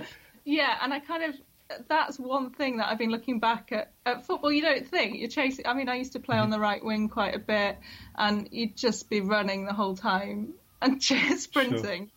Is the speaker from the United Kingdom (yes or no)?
yes; Peak District, East Midlands, United Kingdom; I grew up in the Peak District